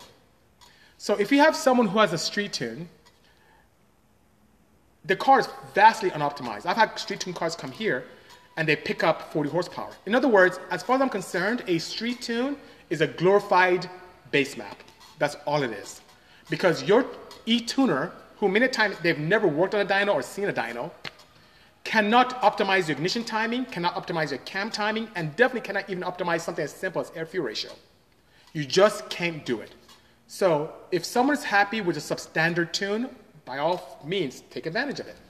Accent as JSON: {"language": "English", "country": "Nigeria", "moved": "yes", "said": "I'm from Nigeria, to be exact."}